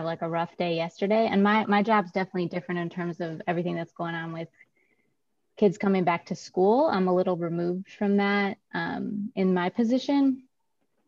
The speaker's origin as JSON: {"language": "English", "region": "Wisconsin", "country": "United States", "tie": "born or raised there", "moved": "as an adult", "lives_now": "Oakland, United States", "said": "I'm from that other state that everybody flies over, as you call it, the flyover states, Wisconsin. So, yeah. I grew up in Wisconsin"}